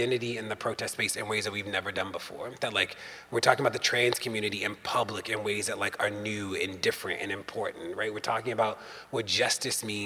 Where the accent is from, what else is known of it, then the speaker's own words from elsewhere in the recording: Maryland, United States; In Maryland, my hometown, home state